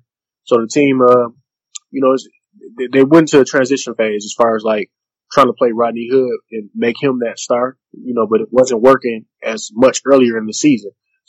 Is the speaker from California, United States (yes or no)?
no; Flint, Michigan, United States; moved away as an adult; now in Utah, United States; I'm originally from Flint, Michigan. Born and raised, man. I went to Western Michigan University. And I've been here about 2 months.